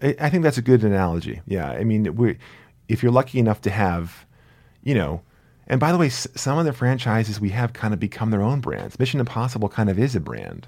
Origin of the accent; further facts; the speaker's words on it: New Jersey, United States; moved away; I grew up near New York, but I grew up in Jersey, you know, deepest, deepest Jersey